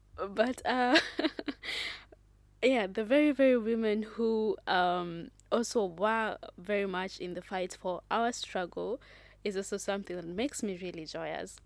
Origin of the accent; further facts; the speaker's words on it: Kenya; I am proudly Kenyan